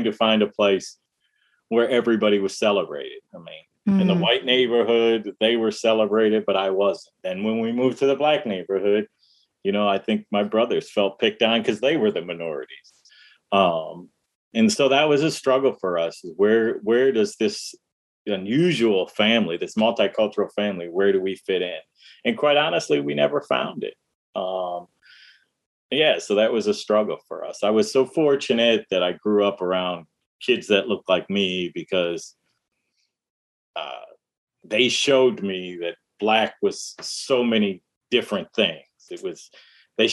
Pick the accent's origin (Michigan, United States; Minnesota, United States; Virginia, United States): Michigan, United States; Detroit; also born or lived in Dearborn, Michigan; I was born in Detroit. We lived in the suburb of Detroit, Dearborn, Michigan